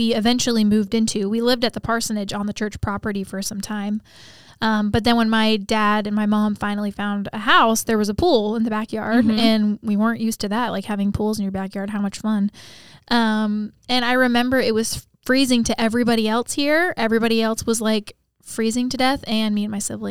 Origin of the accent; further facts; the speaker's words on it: Columbus, Ohio, United States; now in Winter Haven, United States; I was born in Columbus, Ohio. In 1994